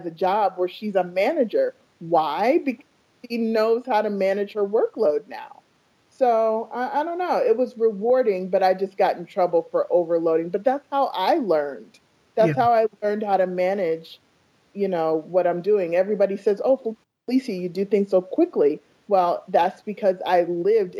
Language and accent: English; New York City, New York, United States; also born or lived in Iowa; now in Phoenix, United States; I was born in New York